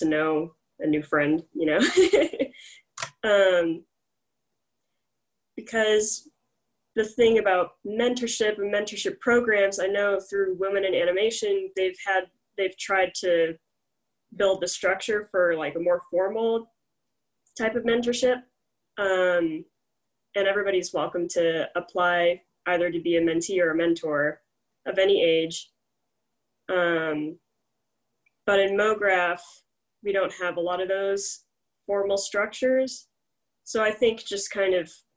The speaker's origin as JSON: {"language": "English", "town": "Houston", "region": "Texas", "country": "United States", "moved": "yes", "said": "originally I'm from Houston"}